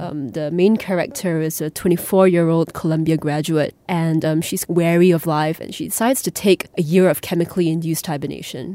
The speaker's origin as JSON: {"language": "English", "country": "Singapore", "said": "as a Singaporean, as an Asian"}